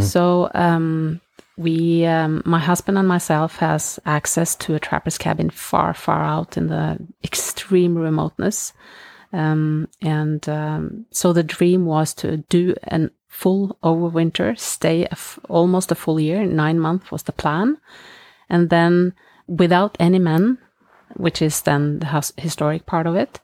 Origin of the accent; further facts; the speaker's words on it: Norway; I grew up in Norway.